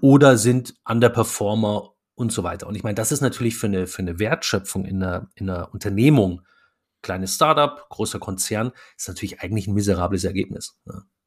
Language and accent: German; Munich, Bavaria, Germany; moved away as an adult; also born or lived in Stuttgart; now in Berlin, Germany; wir kommen ja beide aus, aus München